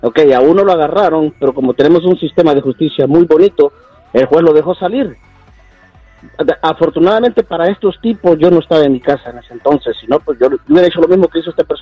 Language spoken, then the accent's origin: Spanish; Michoacán, Mexico; now in United States; Soy de México, de Michoacán.